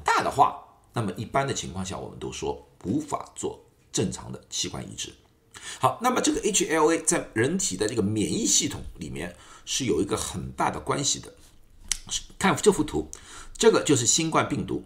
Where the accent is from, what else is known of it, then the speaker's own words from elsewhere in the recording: China; 我们中国人无症状的概率更加高一点